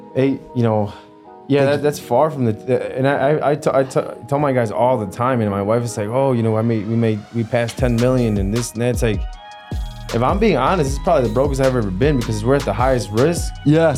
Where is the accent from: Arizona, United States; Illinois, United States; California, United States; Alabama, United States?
Illinois, United States; Melrose Park; also born or lived in Jalisco, Mexico / Joliet, Illinois; I was raised in uh, Mel- Melrose Park